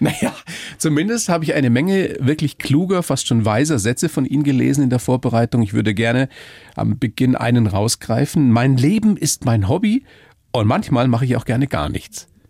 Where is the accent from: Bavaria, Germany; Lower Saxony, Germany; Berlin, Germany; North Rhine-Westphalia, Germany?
Bavaria, Germany; hier bei uns in Bayern